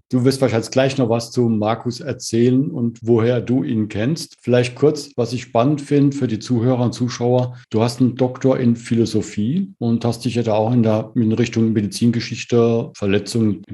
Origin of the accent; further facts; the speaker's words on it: Rhineland-Palatinate, Germany; accent: Palatinate; Schau mal, bei mir ist es pfälzig drin